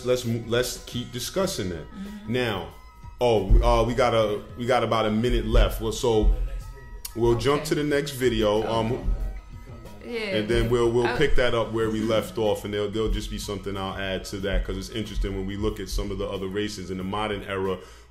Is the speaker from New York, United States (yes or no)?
yes; Bronx, New York, United States; I'm from the Bronx, too, so I didn't understand what was going on just in California.